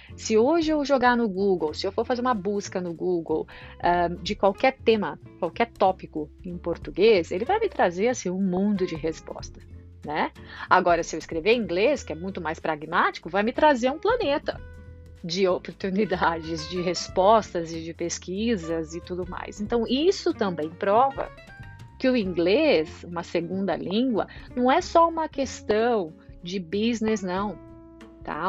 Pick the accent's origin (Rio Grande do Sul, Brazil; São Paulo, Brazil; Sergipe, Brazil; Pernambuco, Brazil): São Paulo, Brazil; moved away as an adult; now in Ireland; Saí do Brasil